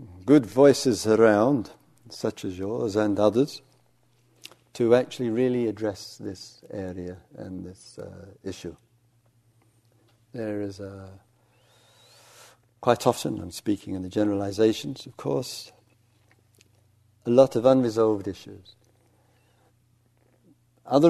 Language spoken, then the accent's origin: English; England, United Kingdom; I'm English